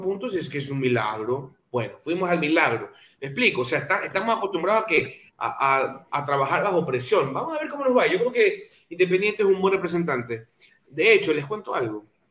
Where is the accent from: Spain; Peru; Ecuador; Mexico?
Ecuador; also born or lived in Guayaquil; como ecuatorianos